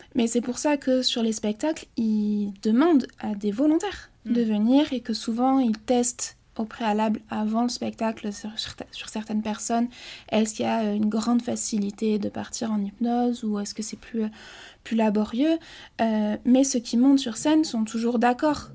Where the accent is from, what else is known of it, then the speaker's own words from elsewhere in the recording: Basque Country, Nouvelle-Aquitaine, France; je suis originaire du Pays Basque